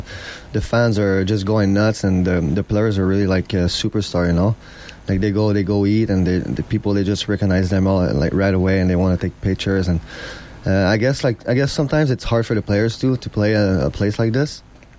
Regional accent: Montreal, Quebec, Canada; I'm from Montreal.

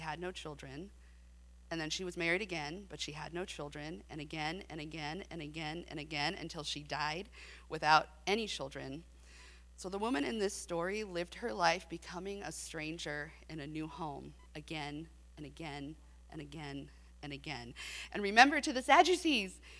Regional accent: San Diego, California, United States; now in Abilene, United States; I grew up in San Diego

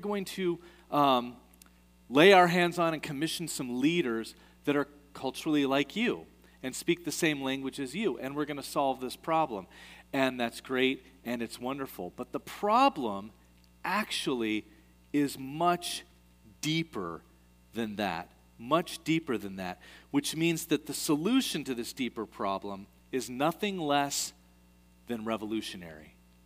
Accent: United States; moved away as an adult; also born or lived in Kathmandu, Nepal; I'm an American

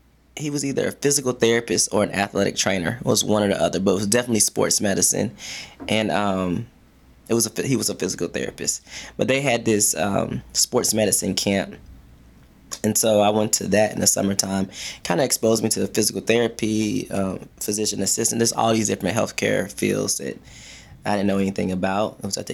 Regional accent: Fort Knox, Kentucky, United States; also born or lived in Alabama; I am from Fort Knox, Kentucky, by way of Alabama.

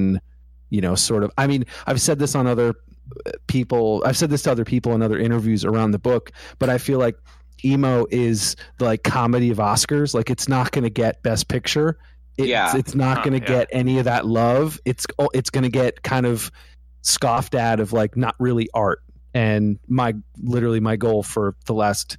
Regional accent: East Coast, United States; I'm from the East Coast.

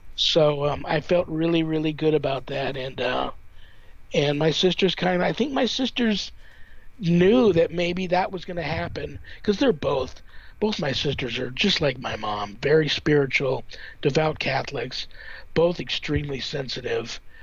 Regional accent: Southern California, United States; moved away as an adult; now in Las Vegas, United States; I grew up in Southern California, uh, near like a canyon

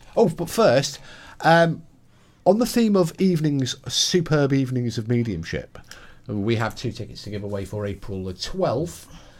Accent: England, United Kingdom; also born or lived in West Wales; now in Wales, United Kingdom; Being English, it's hard for me to pronounce these.

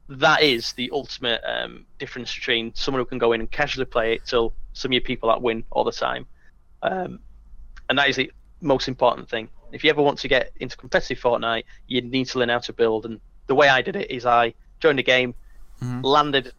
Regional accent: United Kingdom; being British

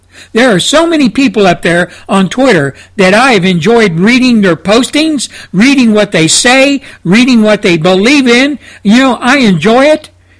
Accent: United States; my home country of the United States of America

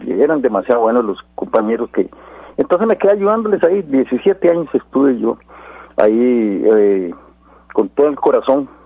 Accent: Guadalupe, San José, Costa Rica; also born or lived in Santo Domingo de Heredia; yo soy de Guadalupe, criado con Álvaro, McDonald

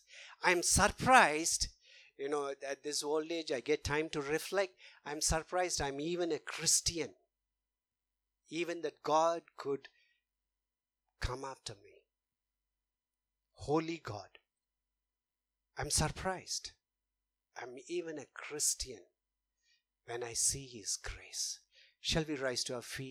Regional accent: India; moved away; we come from India, so we are very familiar with caste system

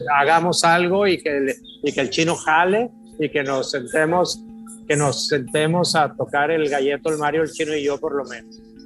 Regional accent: Culiacán, Sinaloa, Mexico; moved away as an adult; also born or lived in Monterrey / Puerto Vallarta; me fui de, de Culiacán a, estudiar a Monterrey, de Monterrey me fui a Vallarta

